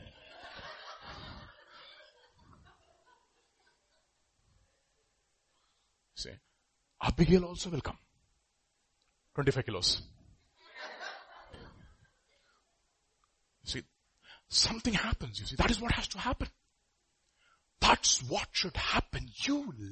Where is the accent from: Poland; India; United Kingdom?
India; we are Indian